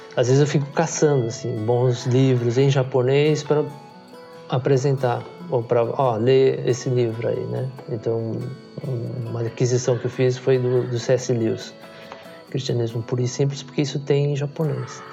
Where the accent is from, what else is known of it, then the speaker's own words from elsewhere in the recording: Brazil; moved away as an adult; now in Japan; Eu nasci no Brasil, meus pais nasceram também no Brasil, então eu sou Sansei